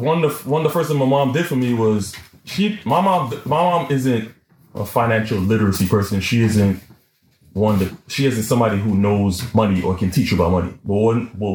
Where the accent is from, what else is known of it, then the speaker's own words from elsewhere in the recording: New York City, New York, United States; I'm from East Flatbush